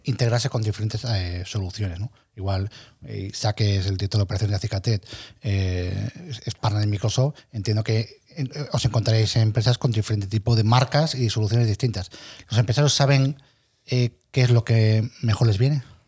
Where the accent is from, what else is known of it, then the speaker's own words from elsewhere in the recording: Santander, Cantabria, Spain; yo soy de Santander